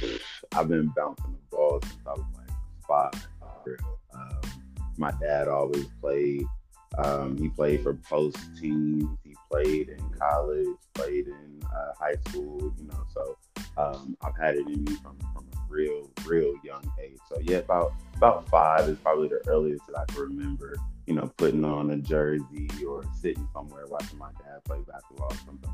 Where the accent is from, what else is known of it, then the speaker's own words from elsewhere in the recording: Kansas, United States; born there; also born or lived in Germany; So technically, I was born in Kansas. But I don't really know what that place looks like. Soon after that, he was stationed then in Germany.